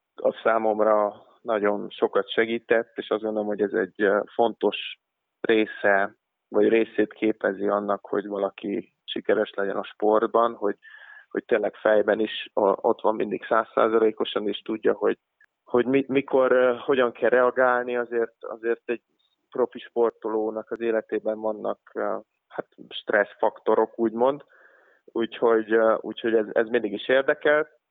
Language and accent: Hungarian; Hungary; moved away as an adult; also born or lived in Idaho, United States; magyarok mi nem sokan voltunk